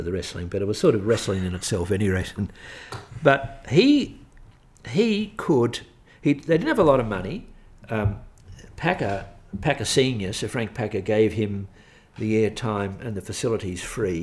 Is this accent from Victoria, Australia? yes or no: yes; Melbourne, Victoria, Australia; growing up in Melbourne, I mean, I was born in 1945. Growing up in Melbourne, Archbishop Daniel Mannix was a cult figure